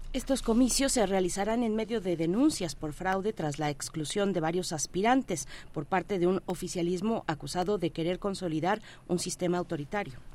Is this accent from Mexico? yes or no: yes; Mexico